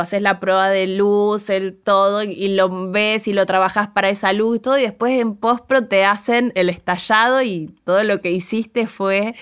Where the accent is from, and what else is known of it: Arrecifes, Buenos Aires Province, Argentina